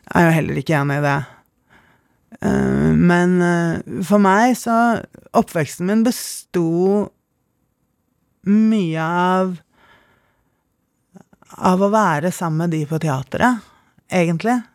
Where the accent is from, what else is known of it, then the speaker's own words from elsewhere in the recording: Oslo, Norway; also born or lived in Bergen; Ja, jeg vokste opp på Nationaltheatret i korridorene. Jeg var førstefødt, eh, så Praktikantene vi hadde i Gabels gate, var mest til broren min og etter hvert søsteren min, som er ti år yngre.